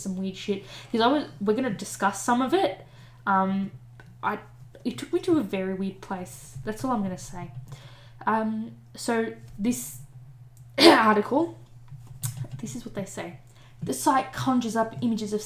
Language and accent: English; Australia